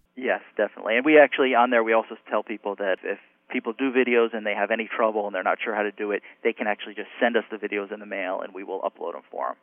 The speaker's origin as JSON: {"language": "English", "country": "United States", "tie": "born or raised there", "moved": "as an adult", "lives_now": "Miami, United States", "said": "I grew up in New York, New Jersey area"}